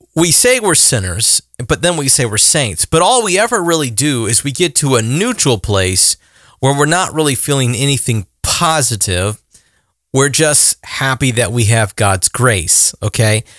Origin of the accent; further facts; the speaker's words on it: the South, United States; I'm a guy from the South